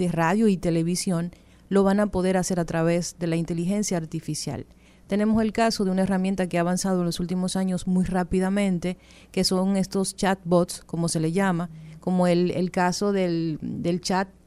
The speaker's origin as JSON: {"language": "Spanish", "country": "Dominican Republic", "said": "Yo creo que nosotros como República Dominicana tenemos una gran oportunidad."}